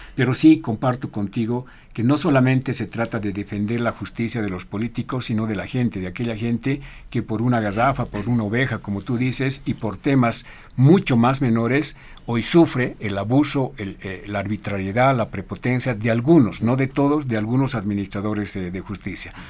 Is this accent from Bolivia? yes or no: yes; Bolivia; somos bolivianos